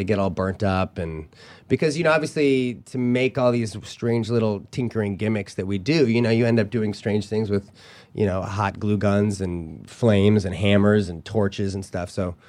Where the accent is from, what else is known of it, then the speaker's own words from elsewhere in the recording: St. Louis, Missouri, United States; And I'm from St. Louis, so we would go like to the Magic Club meetings every second Thursday in a church basement.